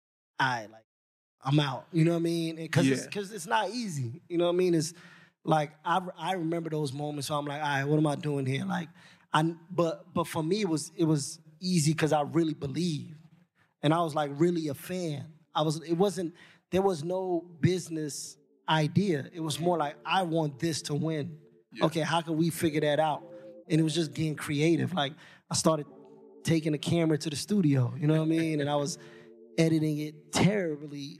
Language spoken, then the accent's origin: English; New York City, New York, United States; being from Queens